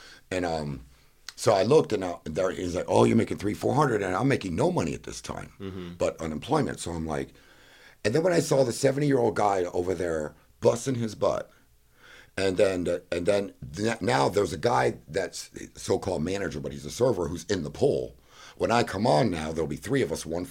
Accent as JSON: {"language": "English", "town": "Fort Lauderdale", "region": "Florida", "country": "United States", "tie": "born or raised there", "also_born_or_lived": "Miami", "said": "I was born in Miami, born in Fort Lauderdale, and raised."}